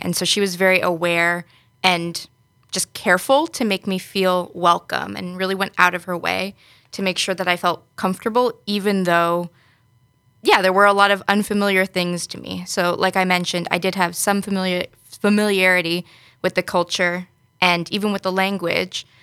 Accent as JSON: {"language": "English", "region": "New York", "country": "United States", "moved": "as an adult", "lives_now": "Netherlands", "said": "originally from New York in the U S"}